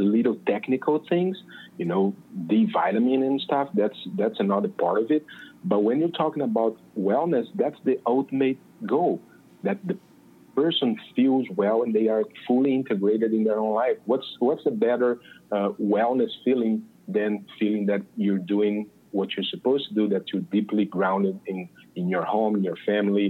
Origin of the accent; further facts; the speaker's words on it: Brazil; accent: Brazilian; English is a second language; moved away as an adult; now in Los Angeles, United States; I'm from Brazil. I moved to the United States just about a year and something ago.